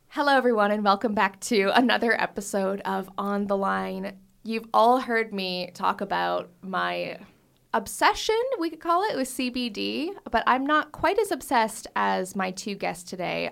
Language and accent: English; Canada; moved away; I'm Canadian